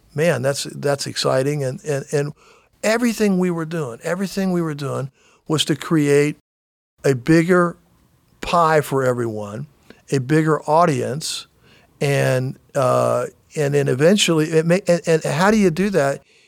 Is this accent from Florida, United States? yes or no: yes; Daytona Beach, Florida, United States; growing up in Daytona